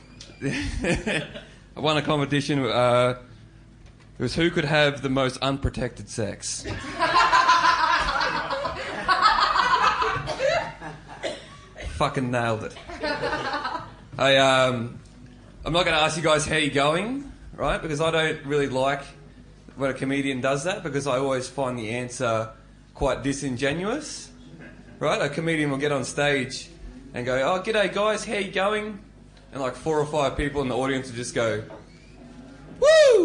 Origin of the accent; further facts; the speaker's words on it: North Queensland, Australia; now in Melbourne, Australia; I am not from Melbourne, I am from Queensland. I grew up in North Queensland